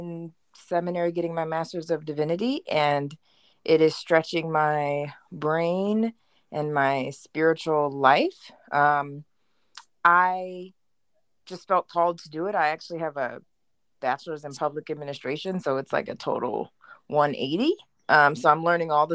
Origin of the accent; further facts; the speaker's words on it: upstate New York, United States; moved away as an adult; also born or lived in Germany / Midland, Texas; I was born in Germany, random. Grew up in upstate New York